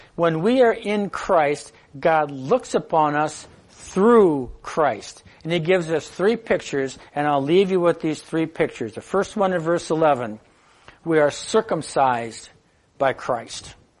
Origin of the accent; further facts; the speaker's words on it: United States; as an American